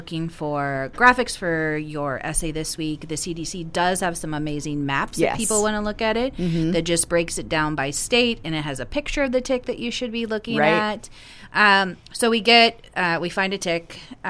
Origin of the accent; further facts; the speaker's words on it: the South, United States; moved away; I grew up in the South